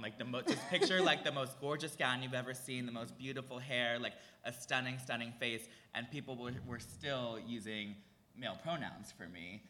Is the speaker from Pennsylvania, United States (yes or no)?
yes; Cheltenham, Pennsylvania, United States; grew up in Philly. I grew up outside the city in a little town called Cheltenham